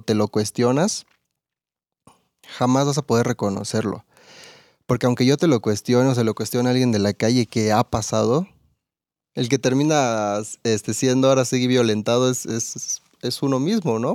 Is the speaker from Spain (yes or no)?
no; Campeche, Mexico; now in Querétaro, Mexico; yo soy de Campeche